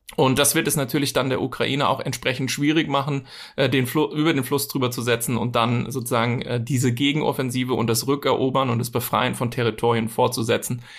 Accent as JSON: {"language": "German", "region": "Bavaria", "country": "Germany", "said": "bei uns in Bayern"}